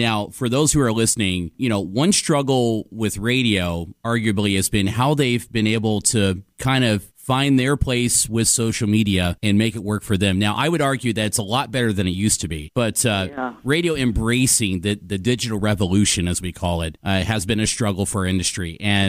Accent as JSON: {"language": "English", "region": "Midwest", "country": "United States", "moved": "as an adult", "said": "you know how we are from the Midwest."}